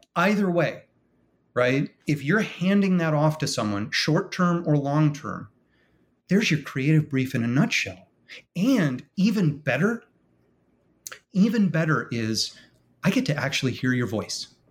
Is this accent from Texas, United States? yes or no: no; Michigan, United States; now in West Palm Beach, United States; when I was a boy growing up in Michigan